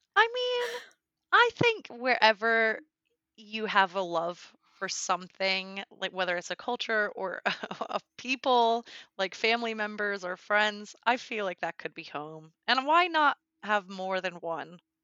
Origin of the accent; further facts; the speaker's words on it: United States; first language English; moved away as an adult; now in Germany; I'm from the U S